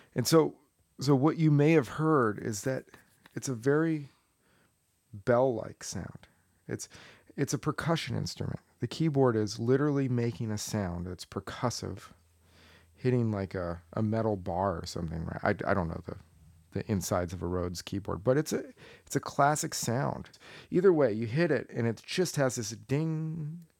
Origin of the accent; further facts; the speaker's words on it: Tucson, Arizona, United States; moved away as an adult; also born or lived in Collegeville, Pennsylvania; I grew up in Tucson, Arizona